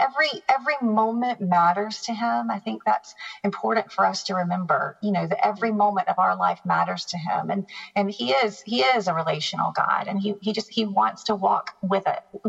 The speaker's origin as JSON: {"language": "English", "region": "the South", "country": "United States", "tie": "born or raised there", "said": "I grew up in the South. I grew up as a Southern Baptist. You don't skip Easter Sunday church"}